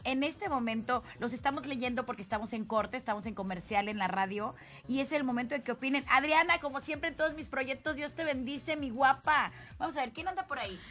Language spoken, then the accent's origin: Spanish; Tlacotalpan, Veracruz, Mexico; moved away; De mi pueblo